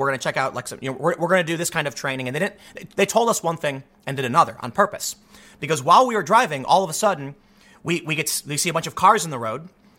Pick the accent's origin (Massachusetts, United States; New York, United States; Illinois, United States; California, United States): Illinois, United States; Chicago; for me growing up on the South Side of Chicago, I felt I was kind of redundant.